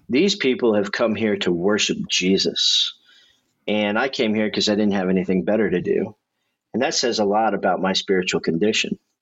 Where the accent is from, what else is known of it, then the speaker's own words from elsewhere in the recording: Indiana, United States; I've lived in Indiana my whole life